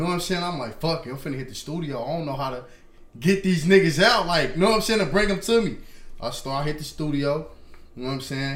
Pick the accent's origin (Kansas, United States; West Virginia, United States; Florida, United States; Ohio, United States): Kansas, United States; Kansas City; I'm from Kansas.